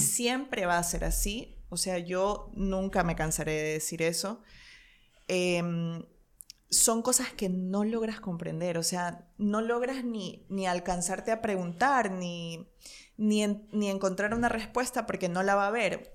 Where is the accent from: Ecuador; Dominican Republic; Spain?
Ecuador; moved away as an adult; mi país, es como muy lamentable que un país de gente tan trabajadora, de cuatro regiones hermosas, de volcanes, de paisajes, de Galápagos, de la Amazonía